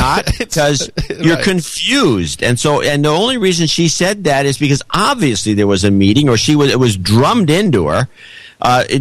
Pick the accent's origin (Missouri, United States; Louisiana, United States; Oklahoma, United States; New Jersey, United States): Missouri, United States; the Show Me State; I'm from the show me state